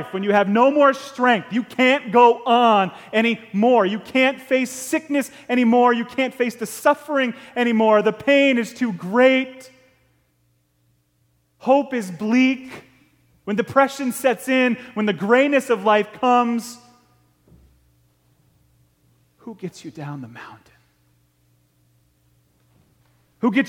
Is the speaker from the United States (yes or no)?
yes; Ticonderoga, New York, United States; And we grew up hunting over in Ticonderoga, New York, on the top of Route 74, a little town called Chilson